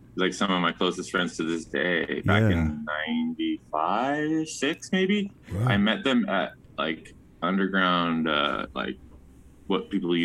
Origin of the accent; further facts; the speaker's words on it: Redondo Beach, California, United States; born there; now in Ventura, United States; Not born and raised. I was actually born in Redondo B